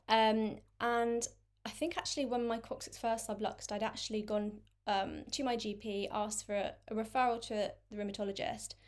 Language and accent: English; London, United Kingdom; I'm twenty-six, um, and I'm from London.